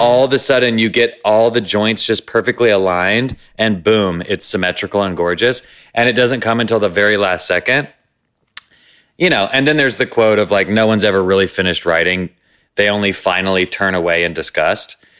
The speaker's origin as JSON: {"language": "English", "region": "the South", "country": "United States", "tie": "born or raised there", "said": "growing up in the Christian South, scared and gay"}